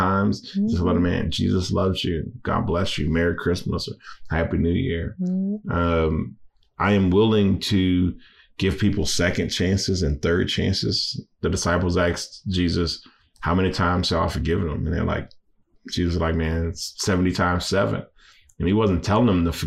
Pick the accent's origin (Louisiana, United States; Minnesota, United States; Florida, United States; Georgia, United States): Louisiana, United States; I'm from Louisiana. I'm Cajun.